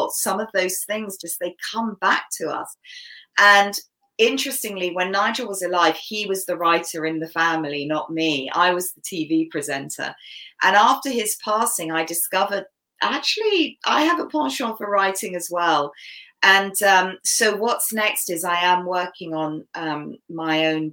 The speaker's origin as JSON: {"language": "English", "country": "Canada", "tie": "born or raised there", "first_language": "English", "said": "my native language is English because I was born in Canada. I was brought up here."}